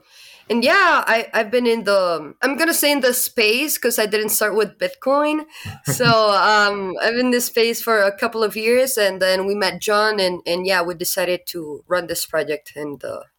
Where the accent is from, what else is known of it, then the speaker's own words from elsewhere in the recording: Costa Rica; moved away as an adult; now in El Salvador; I'm actually 27. I'm from Costa Rica originally. And I've been living here for almost 3 years now.